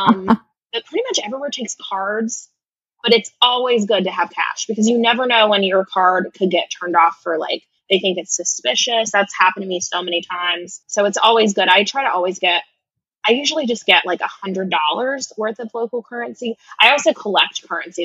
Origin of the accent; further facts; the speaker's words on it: United States; I'm clearly American